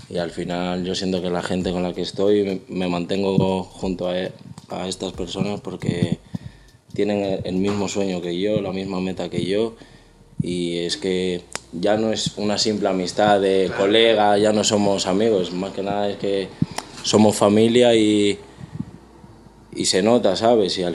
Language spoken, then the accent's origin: Spanish; Bilbao, Basque Country, Spain; soy un cantante de Bilbao